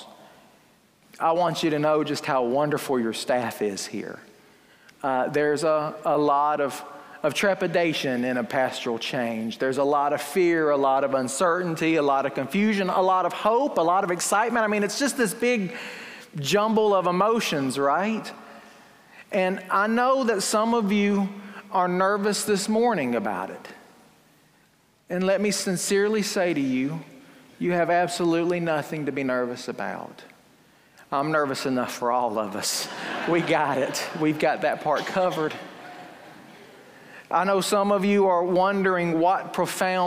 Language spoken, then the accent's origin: English; Fruithurst, Alabama, United States; my hometown of Fruithurst